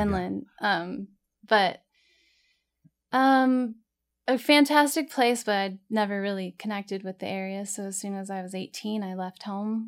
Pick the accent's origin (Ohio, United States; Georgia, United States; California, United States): California, United States; Corona; also born or lived in Santa Ana, California; was raised in Corona.